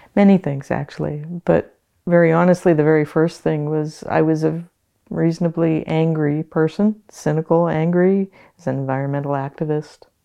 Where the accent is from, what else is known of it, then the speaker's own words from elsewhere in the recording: Hawaiian Islands, United States; moved away as an adult; also born or lived in Canada / New Zealand; I was born and raised in the Hawaiian Islands